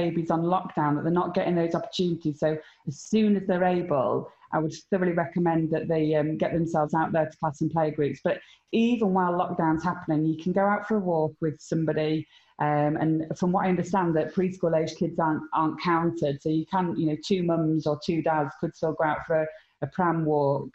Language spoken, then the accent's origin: English; Harrogate, Yorkshire and the Humber, United Kingdom; moved away as an adult; born and brought up in Harrogate